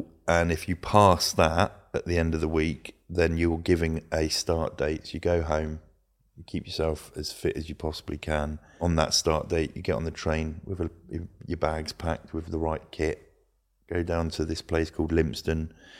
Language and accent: English; Luton, East of England, United Kingdom; The other one was I grew up in Luton. It's not an affluent area. It wasn't where I was anyway.